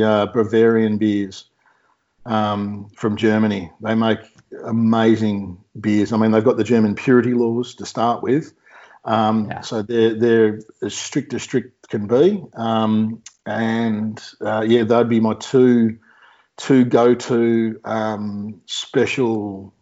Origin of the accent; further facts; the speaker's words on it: Victoria, Australia; my home state's beer